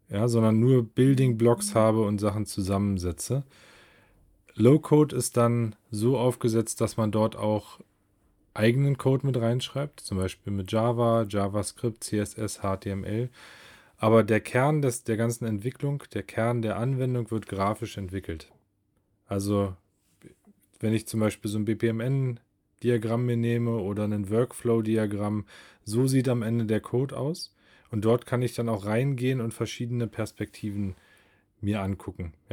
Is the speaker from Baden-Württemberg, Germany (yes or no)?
no; Berlin, Germany; Ja, ich komme aus Berlin. Ich bin 38 Jahre alt